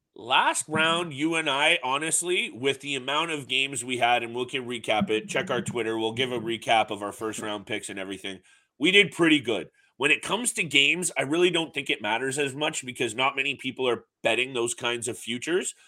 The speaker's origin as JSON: {"language": "English", "country": "Canada", "said": "we're Canadian"}